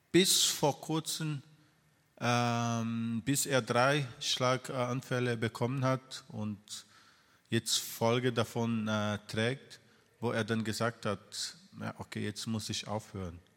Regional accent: Brazil; moved away; Ich bin äh, in Brasilien äh, groß geworden

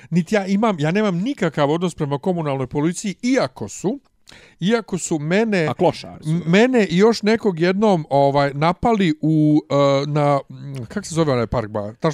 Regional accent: Bosnia & Herzegovina; kod nas u Bosni

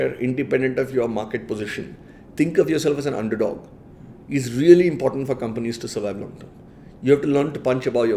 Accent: Chennai, Tamil Nadu, India; moved away as an adult; also born or lived in Michigan; I grew up in Chennai, in Madras, as we used to call it at that point.

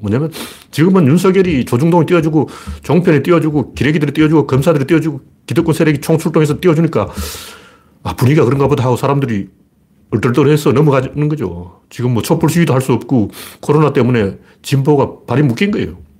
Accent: Gyeongju, North Gyeongsang, South Korea; now in Seoul, South Korea; 제가 어릴 때 경주에서 자랐기 때문에

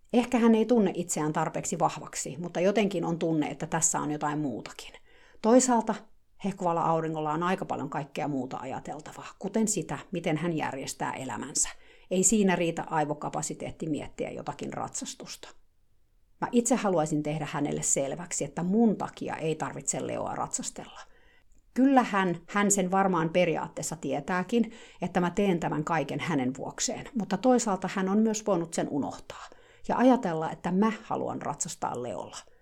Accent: Finland; now in United States; Mä oon Suomesta

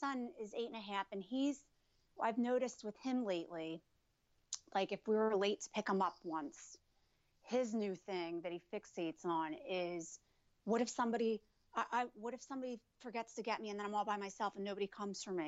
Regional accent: New Jersey, United States; I was born in New Jersey

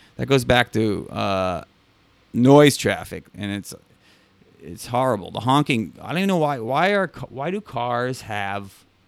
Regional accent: New York City, New York, United States; as a New Yorker

